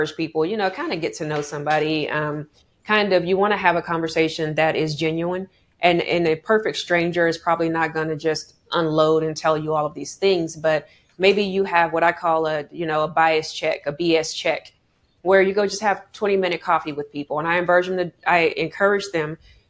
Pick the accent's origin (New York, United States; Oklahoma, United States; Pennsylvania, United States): Oklahoma, United States; I'm from Oklahoma